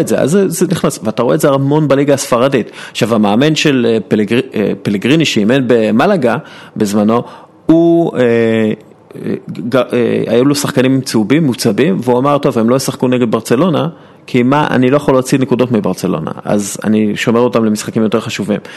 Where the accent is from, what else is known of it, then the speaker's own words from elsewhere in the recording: Israel; אנחנו יודעים כישראלים